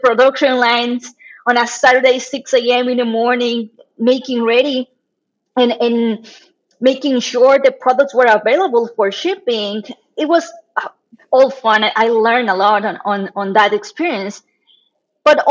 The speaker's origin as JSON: {"language": "English", "country": "Mexico", "tie": "born or raised there", "also_born_or_lived": "China", "moved": "as an adult", "lives_now": "Monterrey, Mexico"}